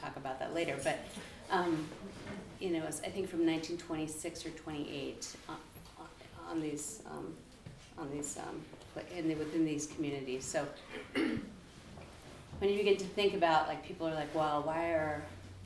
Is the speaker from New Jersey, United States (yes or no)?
no; Nome, Alaska, United States; I grew up in Nome